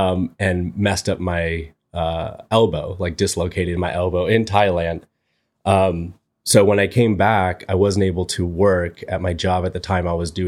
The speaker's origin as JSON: {"language": "English", "town": "Torrance", "region": "California", "country": "United States", "tie": "born or raised there", "said": "I've lived in Torrance, most of my life. So yeah, didn't move away to college or anything like that."}